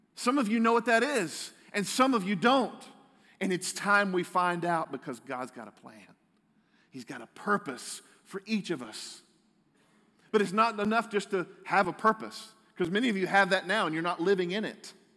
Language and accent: English; United States; I'm a proud American